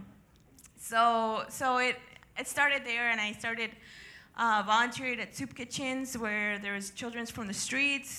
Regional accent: El Paso, Texas, United States; also born or lived in Ciudad Juárez, Mexico; I was actually born and raised in El Paso and Juarez.

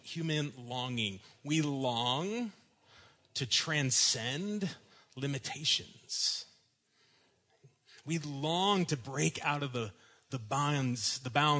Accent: Dallas, Texas, United States; when I was growing up in Dallas in the 1980s

